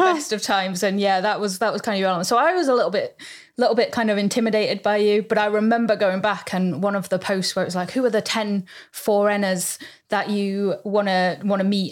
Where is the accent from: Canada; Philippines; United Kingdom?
United Kingdom; we're very British